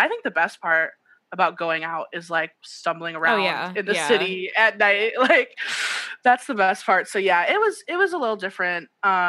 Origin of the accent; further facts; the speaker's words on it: United States; I'm just American.